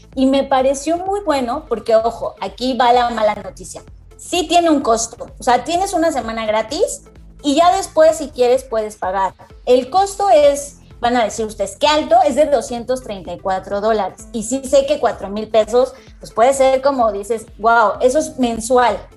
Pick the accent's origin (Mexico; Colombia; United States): Mexico; muchos de nosotros, sobre todo latinoamericanos, mexicanos